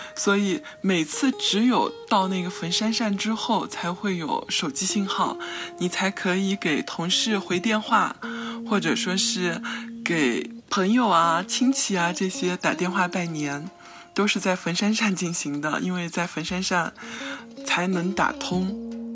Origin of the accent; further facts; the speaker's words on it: Dayao County, Chuxiong Yi Autonomous Prefecture, Yunnan, China; 我的家乡在楚雄彝族自治州大阳县下面的一个小镇，在我们老家那儿有一个风俗。